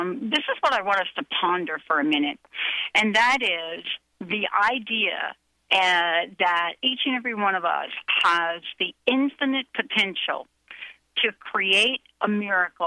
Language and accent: English; New York, United States; I grew up in New York, in the Bronx